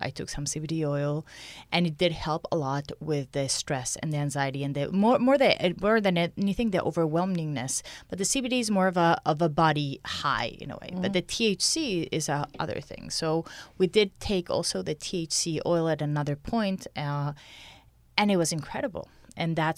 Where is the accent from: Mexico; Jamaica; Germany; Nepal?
Mexico; moved away as an adult; now in Canada; I'm from Mexico